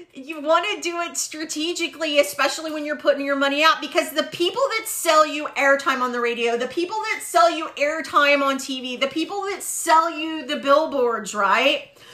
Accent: Waco, Texas, United States; I was from Waco and I knew what Spice Village was

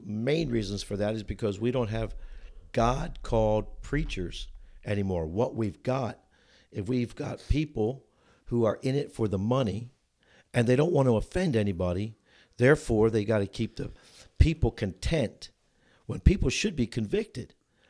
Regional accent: New Jersey, United States; moved away as an adult; also born or lived in Chicago, Illinois; now in Union, Missouri, United States; I was born and raised in New Jersey, went to college in the greater Chicagoland area.

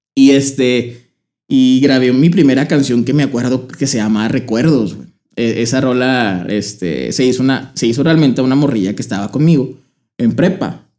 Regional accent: Torreón, Coahuila, Mexico; Yo soy de aquí de Torreón, Coahuila.

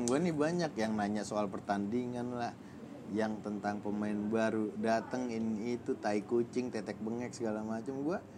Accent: Jakarta, Indonesia; nah kebetulan gua anak bola dan gue juga anak Jakarta segala macem

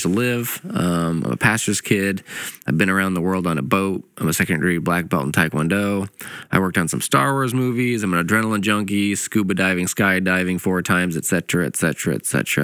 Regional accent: Indiana, United States; also born or lived in Canada; I was born in Canada, grew up in Indiana.

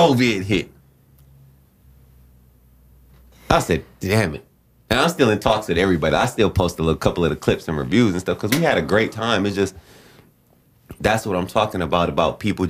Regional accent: Flint, Michigan, United States; I was born in Flint and we did not have a great financial structure.

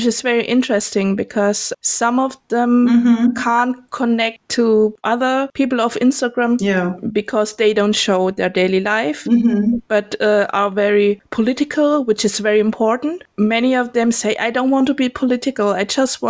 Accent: Germany; also born or lived in Indonesia / Denkendorf, Germany

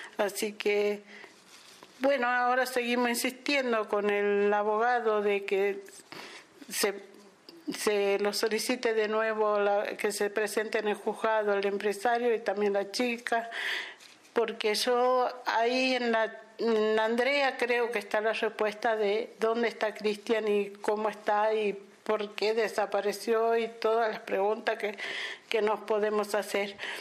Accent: Salta, Argentina; de la ciudad de Salta

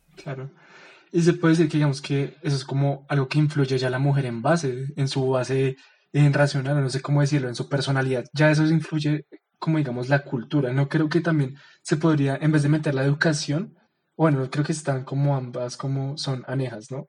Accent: Bogotá, Colombia; nosotros somos bogotanos, ¿no? Somos colombianos

